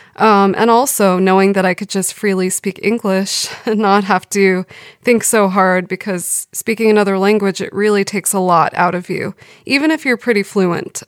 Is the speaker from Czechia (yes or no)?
no; Los Angeles, California, United States; moved away as an adult; now in Sweden; I grew up in Valley Village, which is a part of Studio City, which is in the San Fernando Valley